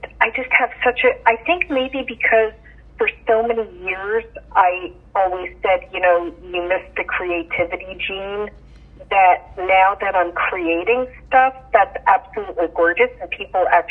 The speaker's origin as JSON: {"language": "English", "town": "Yonkers", "region": "New York", "country": "United States", "tie": "born or raised there", "also_born_or_lived": "Beacon, New York", "moved": "as an adult", "lives_now": "Wakefield, United States", "said": "I was born in Yonkers, New York. Lived there until right before my teenage years, and then we moved from Yonkers up to Beacon, New York"}